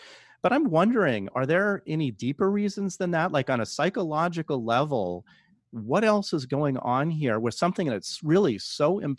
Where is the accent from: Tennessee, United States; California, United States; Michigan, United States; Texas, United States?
California, United States; Palo Alto; I'm from Palo Alto. I know what Silicon Valley is like.